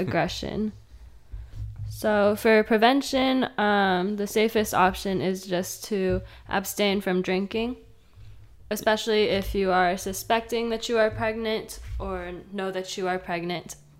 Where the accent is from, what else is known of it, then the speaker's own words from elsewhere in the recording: Fresno, California, United States; moved away as an adult; now in Long Beach, United States; I grew up in Fresno and North Fresno, to be specific